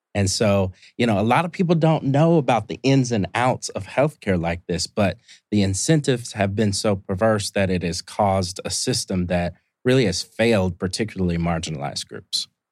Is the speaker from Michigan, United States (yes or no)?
no; Indianapolis, Indiana, United States; moved away as an adult; also born or lived in Columbus, Ohio; now in Atlanta, United States; I'm from Indianapolis, Indiana, originally. Uh, grew up there